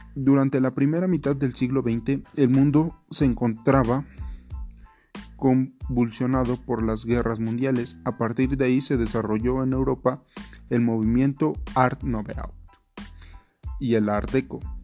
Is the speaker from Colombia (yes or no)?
no; Mexico; somos mexicanos